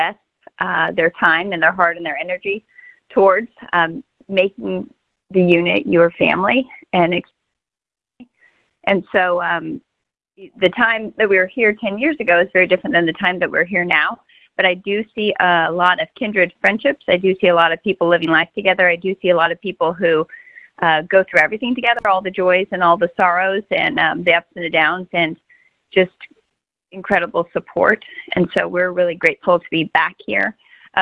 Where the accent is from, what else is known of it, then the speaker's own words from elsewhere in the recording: Arizona, United States; moved away; I'm originally from Arizona